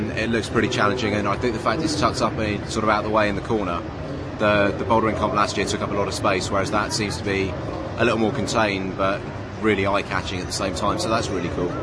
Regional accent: Salisbury, South West England, United Kingdom; I'm from Salisbury, just outside Southampton.

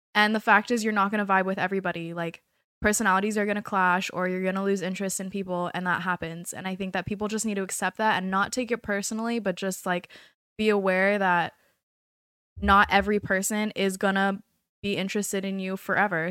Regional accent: California, United States; moved away as an adult; now in South Florida, United States; I am from California

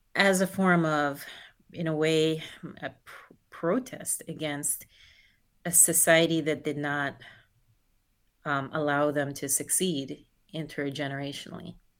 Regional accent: New Jersey, United States; born or raised there; also born or lived in Guyana

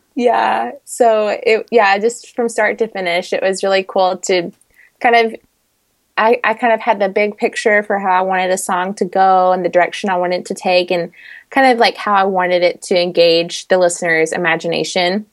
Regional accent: Middle Tennessee, United States; moved away as an adult; also born or lived in Washington, D.C. area; now in Kentucky, United States; I'm from the Middle Tennessee area.

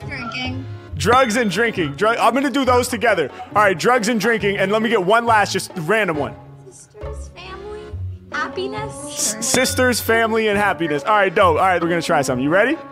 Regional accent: Los Angeles, California, United States; I'm from uh, Los Angeles

